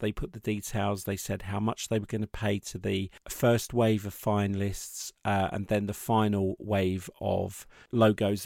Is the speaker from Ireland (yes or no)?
no; Watford, East of England, United Kingdom; also born or lived in Croxley Green; I grew up around Watford